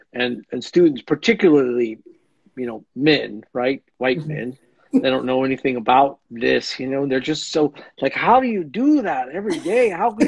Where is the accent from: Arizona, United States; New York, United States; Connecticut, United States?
Arizona, United States; moved away as an adult; also born or lived in California / Indiana / Colorado; now in Oklahoma, United States; I grew up on the Navajo Reservation in Arizona. That's where I was born and grew up until I was in college and then kind of went to college all over the place.